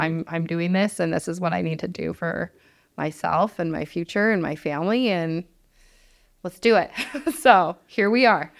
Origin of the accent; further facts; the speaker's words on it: Mammoth Lakes, California, United States; I grew up in Mammoth Lakes. I graduated from Mammoth High School